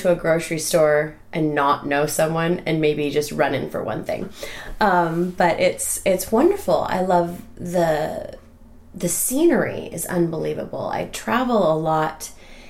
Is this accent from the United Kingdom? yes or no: no; Sequim, Washington, United States; I am actually born and raised in Squim